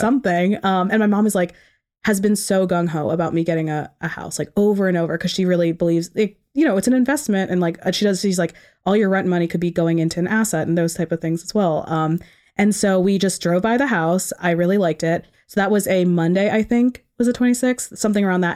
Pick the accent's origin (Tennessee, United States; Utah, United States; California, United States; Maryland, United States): Maryland, United States; Ellicott City; now in Towson, United States; I grew up in Howard County, so Ellicott City, um, about thirty minutes from here